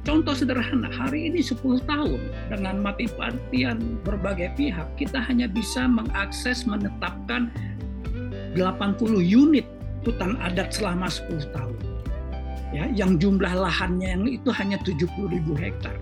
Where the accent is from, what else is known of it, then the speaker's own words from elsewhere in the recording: Indonesia; semuanya kita orang Indonesia ini masyarakat adat